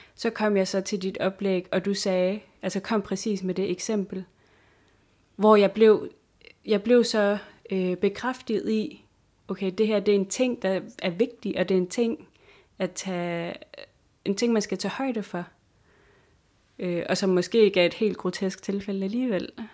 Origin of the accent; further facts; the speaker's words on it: Sisimiut, Greenland; moved away as an adult; i den by, hvor jeg kommer fra, i Sisimiut